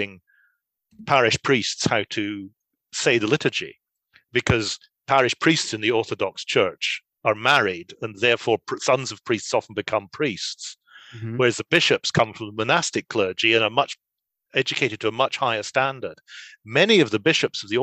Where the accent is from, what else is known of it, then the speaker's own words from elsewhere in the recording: Scotland, United Kingdom; I speak English. That doesn't make me an Englishman. I'm a Scotsman.